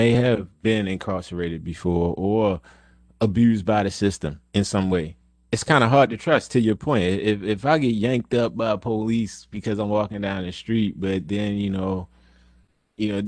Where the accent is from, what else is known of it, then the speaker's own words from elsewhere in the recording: Baltimore, Maryland, United States; growing up in Baltimore